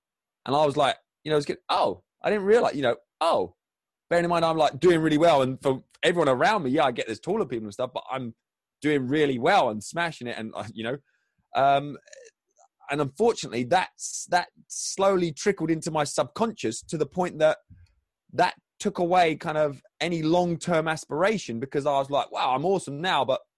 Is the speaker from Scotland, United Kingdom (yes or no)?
no; Crawley, South East England, United Kingdom; So I grew up in Crawley, which is in the south of England, sort of halfway between very basic geography, halfway between London and Brighton, the coast.